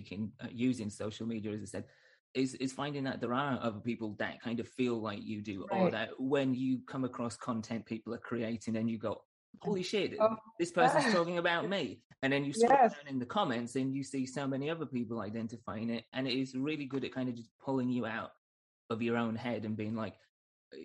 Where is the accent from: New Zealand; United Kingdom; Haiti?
United Kingdom; Northern England; moved away as an adult; now in United States; back in Northern England